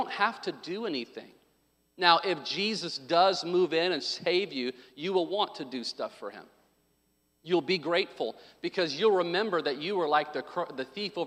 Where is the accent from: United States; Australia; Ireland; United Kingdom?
United States; Arkansas; I was born in Arkansas